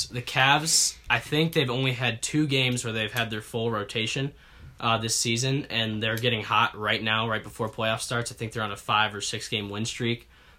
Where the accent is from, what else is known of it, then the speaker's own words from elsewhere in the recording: Michigan, United States; I was born in Michigan